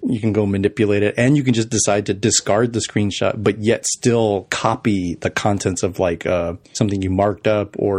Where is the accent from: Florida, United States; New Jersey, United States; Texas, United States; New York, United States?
Texas, United States; El Paso; moved away; my hometown of El Paso